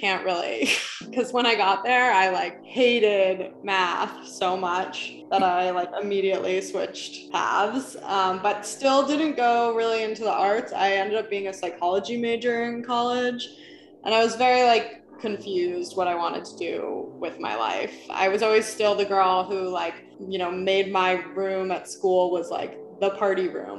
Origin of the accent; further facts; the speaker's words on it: New York City, New York, United States; moved away as an adult; now in Los Angeles, United States; when I was a teenager, I grew up in New York City